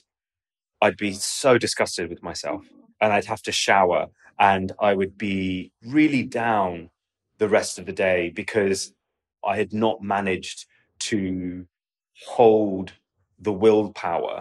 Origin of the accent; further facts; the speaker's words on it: London, United Kingdom; also born or lived in Oxford; I had existed as a Pakistani in a predominantly Pakistani part of London